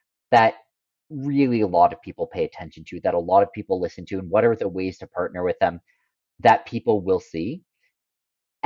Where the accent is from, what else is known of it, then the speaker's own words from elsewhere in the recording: United States; moved away; I grew up in America